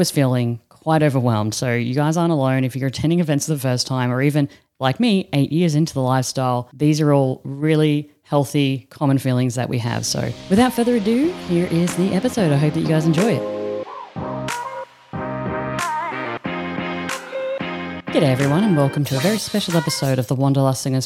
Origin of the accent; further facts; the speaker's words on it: Australia; now in Netherlands; I'm an Aussie sitting in the Netherlands right now